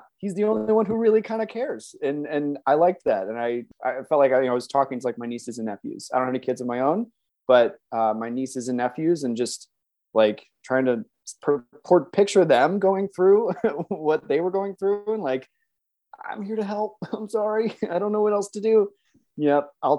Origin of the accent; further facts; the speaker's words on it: Chicago, Illinois, United States; I'm a voice actor. I am from Chicago, Illinois, the suburbs of Chicago. I've lived all over the U.S.